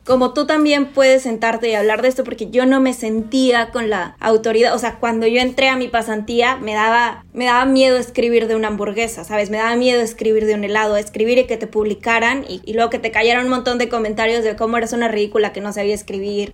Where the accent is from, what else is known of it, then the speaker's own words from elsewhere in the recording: Monterrey, Nuevo León, Mexico; moved away as an adult; also born or lived in Tlaxcala / Mexico City; Soy regia, esto creo que no lo había dicho. Nací en Tlaxcala, que es el estado más chiquito del país. Después mi papá se mudó a Monterrey